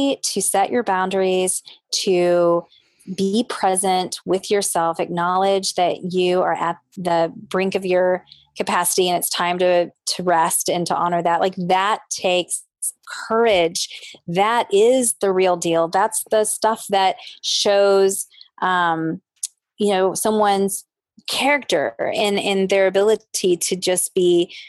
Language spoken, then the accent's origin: English; the South, United States; growing up in the South as a woman